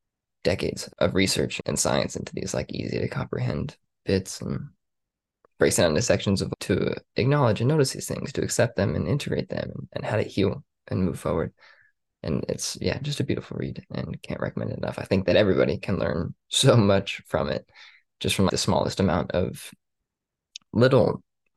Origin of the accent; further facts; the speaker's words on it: Las Vegas, Nevada, United States; born and raised in Las Vegas, Nevada